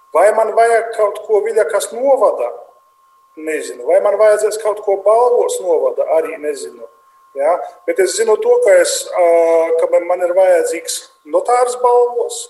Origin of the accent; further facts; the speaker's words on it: Latgale, Latvia; accent: very strong accent; Es esmu vienkārši latvietis, kurš runā ar ļoti lielu akcentu.